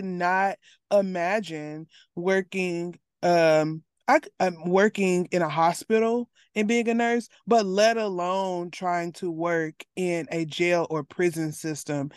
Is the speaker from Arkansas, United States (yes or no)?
yes; Arkansas, United States; I'm from Arkansas